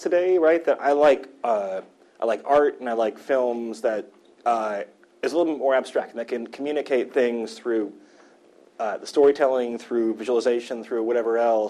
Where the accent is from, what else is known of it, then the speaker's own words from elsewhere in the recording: Midwest, United States; I'm from the Midwest